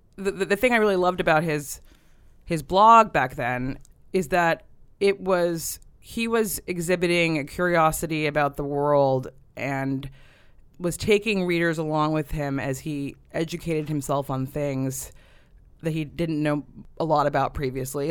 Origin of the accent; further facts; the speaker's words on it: Davis, California, United States; moved away; I grew up in Davis, California